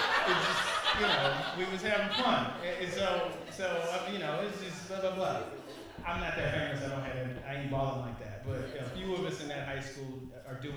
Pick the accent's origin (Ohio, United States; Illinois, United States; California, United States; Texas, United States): Illinois, United States; Chicago; I grew up in on the 8 blocks in Chicago on the South Side, 79th